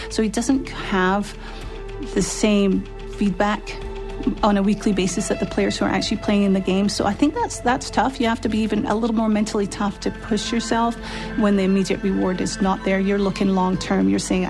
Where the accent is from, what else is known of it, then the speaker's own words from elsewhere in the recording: Glasgow, Scotland, United Kingdom; also born or lived in London, United Kingdom; and I was born in London. But a few months later, we moved up to Glasgow, to Scotland. And that's where I actually grew up my whole life.